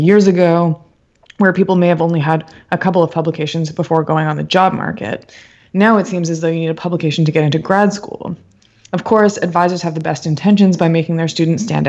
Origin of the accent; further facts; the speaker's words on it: Canada; as a Canadian